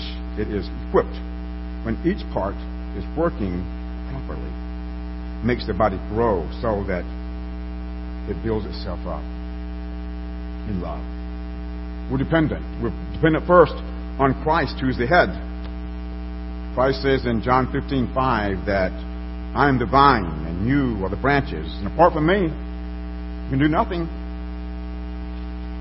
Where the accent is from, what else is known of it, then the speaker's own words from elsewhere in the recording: Alabama, United States; as a little boy growing up in Alabama